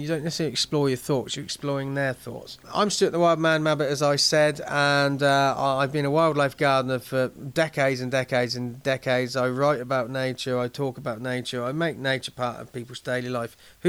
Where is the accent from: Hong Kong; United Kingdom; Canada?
United Kingdom; England; as an Englishman